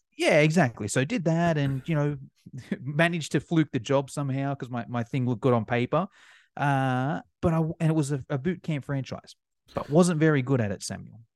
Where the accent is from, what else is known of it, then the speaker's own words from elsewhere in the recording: Australia; accent: Australian; as you can probably tell by my accent, I'm from Australia.